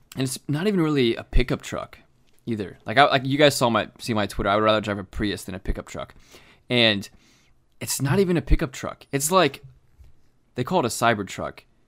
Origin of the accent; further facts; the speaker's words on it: Florida, United States; we grew up in Florida, so we went to the beach a lot growing up